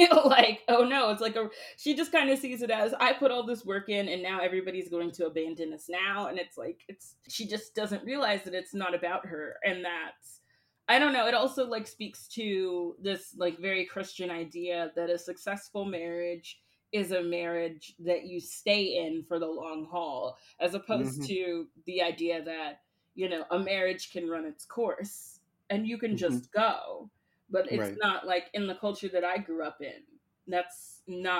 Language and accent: English; the South, United States; I am from the South, and I am very aware of the specific culture that Honk for Jesus exists